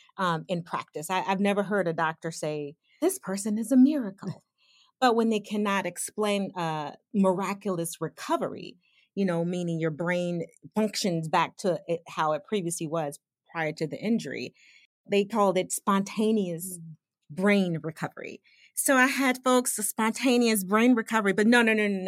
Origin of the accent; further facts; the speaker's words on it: Chicago, Illinois, United States; also born or lived in Western Michigan; I grew up in Chicago, you know, like the Chicagoland